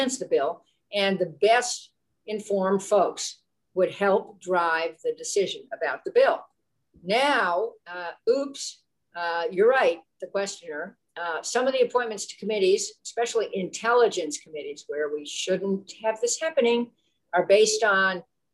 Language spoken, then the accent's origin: English; California, United States; I'm from California